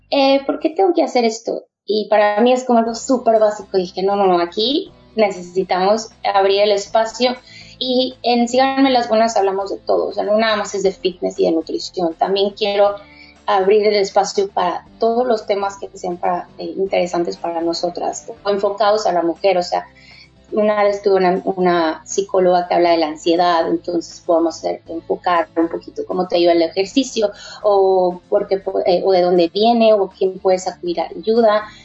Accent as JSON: {"language": "Spanish", "country": "Mexico", "also_born_or_lived": "Barcelona, Spain", "moved": "as an adult", "lives_now": "New Zealand", "said": "em, yo soy de México, estoy aquí en Nueva Zelanda recién llegada, llegué hace dos meses, em, vengo de Barcelona y allá estuve viviendo cuatro años"}